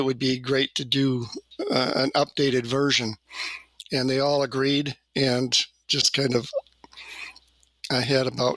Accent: Detroit, Michigan, United States; moved away as an adult; now in Battle Creek, United States; I grew up in the Detroit area

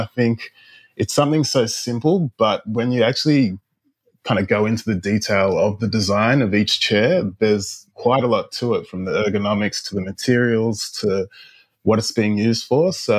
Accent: Dubbo, New South Wales, Australia; also born or lived in Ghana / Canada; I was born in Ghana in West Africa, and then when I was a baby, we moved to Canada, then came to Australia when I was about 7 years old.

